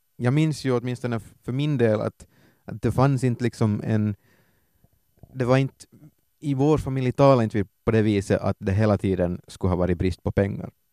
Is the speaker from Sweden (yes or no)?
no; Ostrobothnia, Finland; i Österbotten har vi svenska tv-kanaler